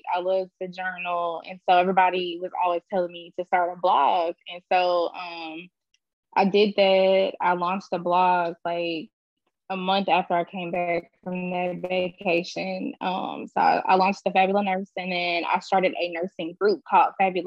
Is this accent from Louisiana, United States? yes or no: yes; Louisiana, United States; moved away as an adult; also born or lived in Houston; I'm from Louisiana, but I'm kind of like in the middle of relocating to Houston.